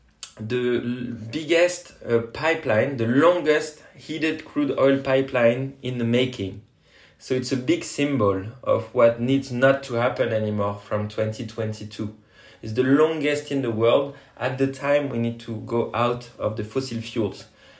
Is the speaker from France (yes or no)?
yes; France; And me, I'm just from France, supporting and helping in whatever capacity I can to put pressure on Total.